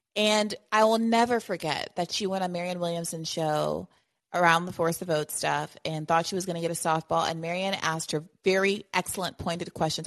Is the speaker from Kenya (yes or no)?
yes; Kenya; moved away; we grew up in Kenya together